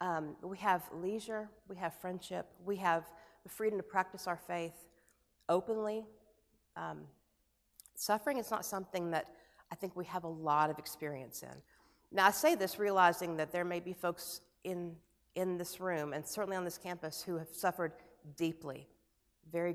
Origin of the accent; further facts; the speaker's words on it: United States; as an American